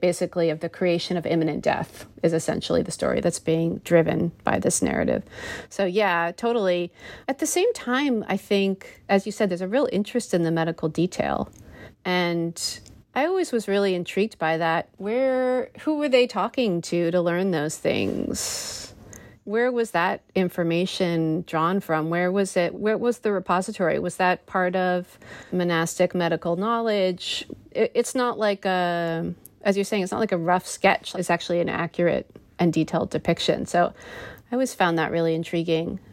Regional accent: United States; my experience of being an American

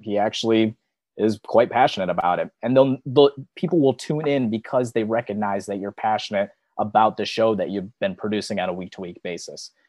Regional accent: Michigan, United States; I'm from Michigan, where it, it snows nonstop all the time during the wintertime

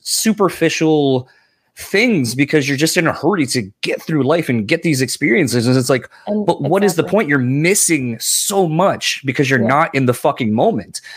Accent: East Coast, United States; moved away; I'm originally from the East Coast.

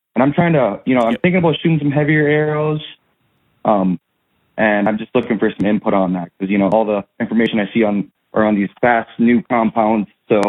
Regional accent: Idaho, United States; I'm from Northern Idaho.

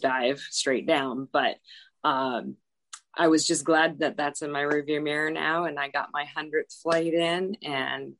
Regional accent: Alaska, United States; moved away; I'm from Alaska

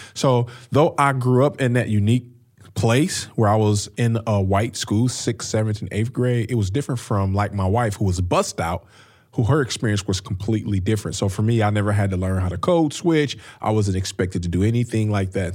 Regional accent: Peoria, Illinois, United States; now in St. Louis, United States; I grew up in Peoria, Illinois, which is about three hours north of Saint Louis, where we live now

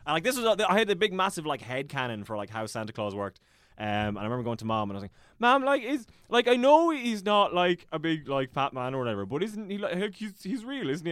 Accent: Ballina, Munster, Ireland; born or raised there; also born or lived in Dublin / Killaloe, County Clare

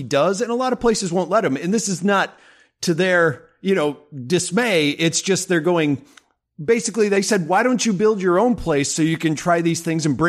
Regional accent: Madison, Wisconsin, United States; I'm born and raised in Madison

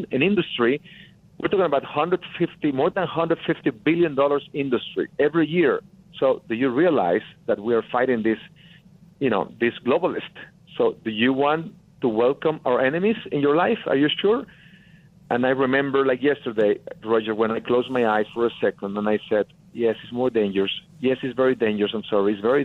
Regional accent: Tamaulipas, Mexico; English is a second language; moved away as an adult; now in United States; I'm from Mexico, from a very small town, northern Mexico, in the state of Tamaulipas

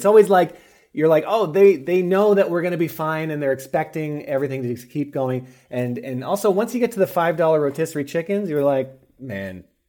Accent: Los Angeles, California, United States; If I'm in my hometown in LA, I would be in and out like a fiddler's elbow.

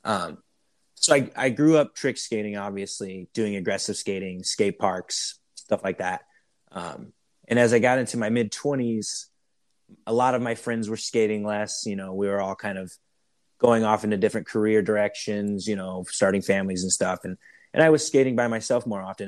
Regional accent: Iowa, United States; I'm from Iowa, which is a huge cycling state

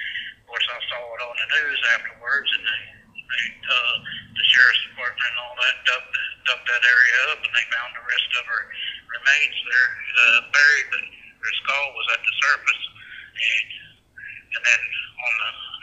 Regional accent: Meigs County, Ohio, United States; moved away; also born or lived in Morrow County, Ohio; I was raised in Meigs County, but the reason why I was around Delaware County is I actually lived in Morrow County

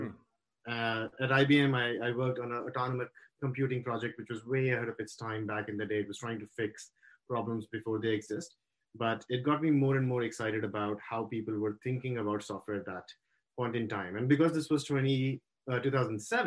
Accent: India; moved away as an adult; now in United States; I grew up in India and went to school there, did my engineering over there

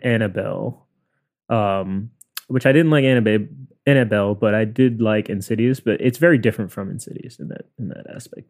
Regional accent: New York City, New York, United States; we're both from Queens.

